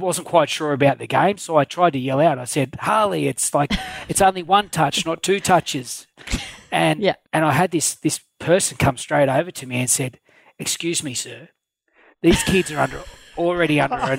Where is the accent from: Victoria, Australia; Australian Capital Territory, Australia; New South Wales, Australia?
Australian Capital Territory, Australia; Canberra; also born or lived in Goulburn; I've got very fond memories of growing up in Canberra. I was actually born in Goulburn but moved here when I was one, so pretty much been a Canberra boy all my life